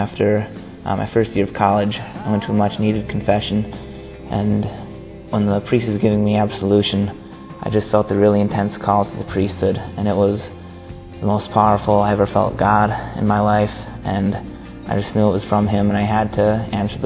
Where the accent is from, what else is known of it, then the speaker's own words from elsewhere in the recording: United States; I'm from the United States, and I'm 22